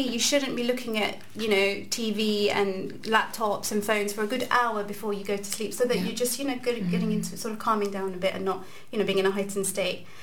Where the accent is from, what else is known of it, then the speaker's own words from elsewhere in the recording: London, United Kingdom; moved away as an adult; now in Glasgow, United Kingdom; I'm originally from London and I've been in Glasgow for eight years